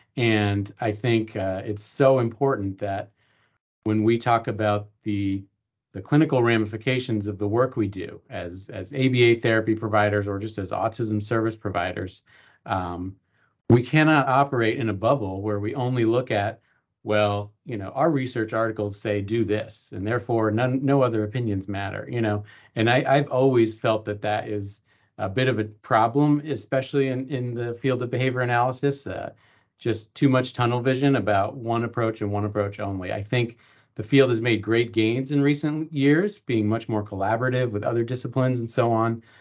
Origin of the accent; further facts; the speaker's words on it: East Coast, United States; moved away as an adult; also born or lived in Los Angeles, California; I grew up on the East Coast, but I decided to go to college out west